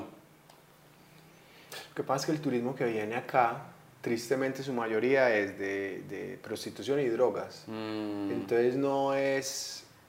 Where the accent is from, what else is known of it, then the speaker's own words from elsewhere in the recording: Colombia; si somos colombianos